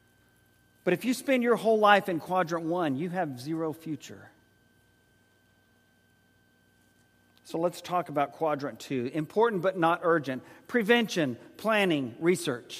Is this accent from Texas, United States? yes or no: yes; San Antonio, Texas, United States; also born or lived in Oklahoma City, Oklahoma; When Joyce and I moved from Oklahoma City at Oklahoma Christian College to San Antonio, served as youth minister there